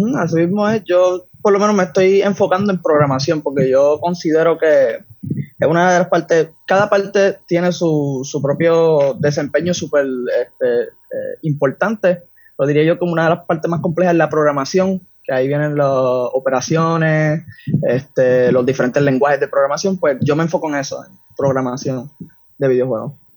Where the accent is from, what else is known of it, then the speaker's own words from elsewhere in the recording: San Juan, Puerto Rico; Yo soy de San Juan, ahora mismo tengo 19 años